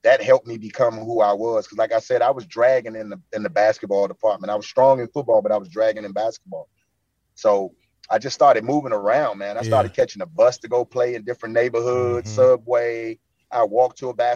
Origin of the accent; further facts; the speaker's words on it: Washington, District of Columbia, United States; I grew up in Northwest, so I was like right down the street from the Capitol.